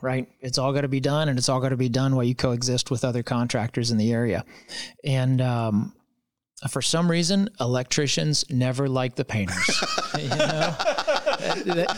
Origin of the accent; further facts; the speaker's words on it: Louisville, Kentucky, United States; I'm from Louisville